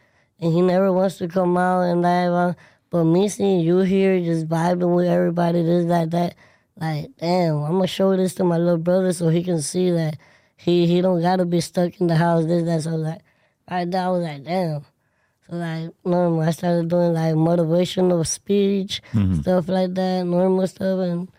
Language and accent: English; West Palm Beach, Florida, United States; raised in Florida, in Palm Beach, West Palm Beach.